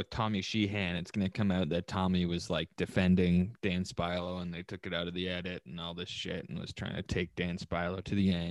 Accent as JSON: {"language": "English", "town": "Oakville", "region": "Ontario", "country": "Canada", "tie": "born or raised there", "said": "James and I grew up together in in Oakville."}